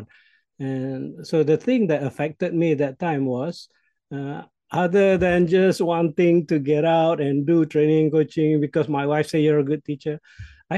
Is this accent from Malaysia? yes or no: yes; Malaysia; first language Malay; English is a second language; my native language in Malaysia, the Malay language.